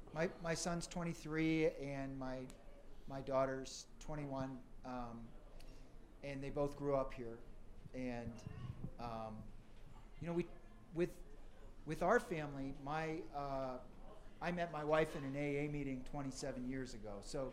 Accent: Aspen, Colorado, United States; Growing up in the Aspen community, you know, there's affluent families, there's a open-minded sort of liberal lifestyle.

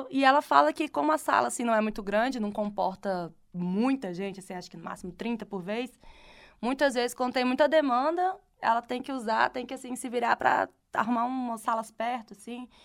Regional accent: Ceará, Brazil; voltando para o Ceará, voltando para o Ceará, de volta para minha terra, para a terra do Vitor, na verdade.

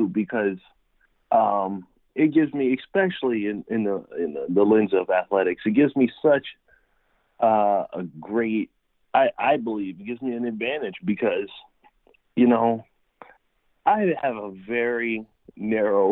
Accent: Harrisburg, Pennsylvania, United States; moved away as an adult; now in San Diego, United States; I grew up in Harrisburg, Pennsylvania, right in the capital.

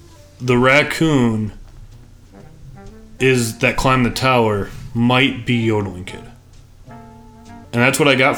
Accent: Illinois, United States; Southern Illinois, my home state

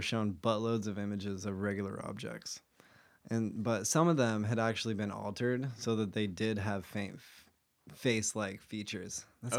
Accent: Utah, United States; I used to be Mormon. I'm from Utah.

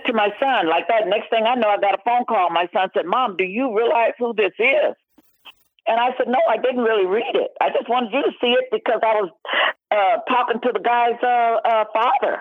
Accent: California, United States; also born or lived in Oakland; I was from California. I lived in, at the time, I was living in my little house in Oakland

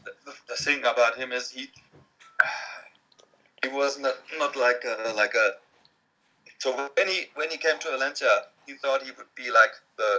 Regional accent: Frankfurt, Hesse, Germany; which is the club of my hometown where I was born, Frankfurt.

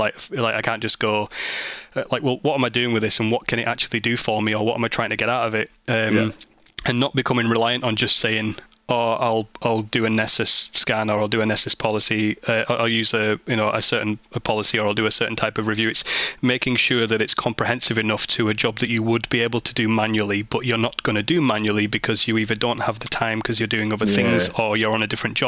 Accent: Barrow-in-Furness, North West England, United Kingdom; my hometown of Barrow-in-Furness

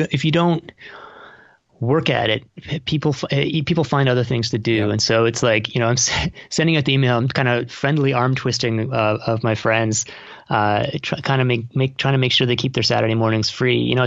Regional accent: Toronto, Ontario, Canada; moved away; I'm from Toronto and I moved back here about 5 years ago

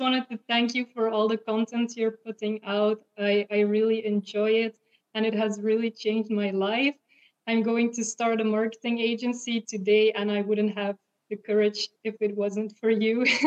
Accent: Belgium; I'm from Belgium

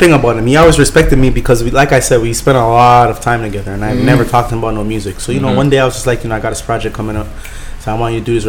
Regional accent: Pelham, Ontario, Canada; I grew up from Pelham. I'm from Pelham.

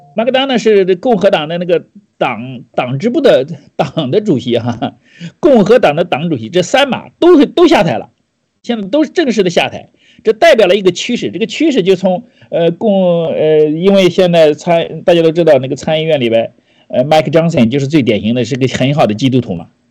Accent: China; 我们中国人

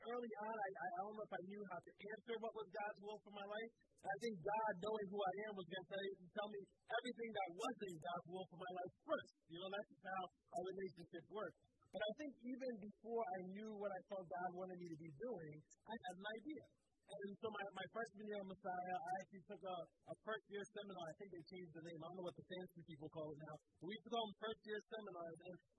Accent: Philadelphia, Pennsylvania, United States; I grew up in the Philly school district.

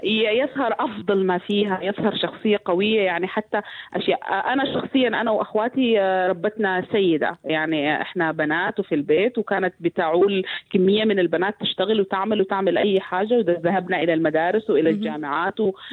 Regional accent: Sudan; عندنا في السودان

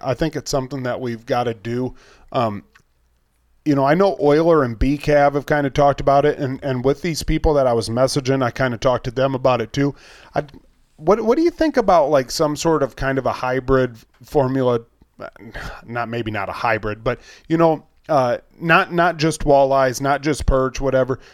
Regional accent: United States; I'm, I'm from America.

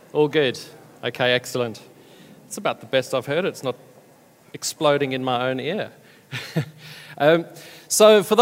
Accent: South Africa; moved away as an adult; now in United Kingdom; We've been in the UK now for about 11 years. We come originally from South Africa. People have told me that I still haven't lost my accent.

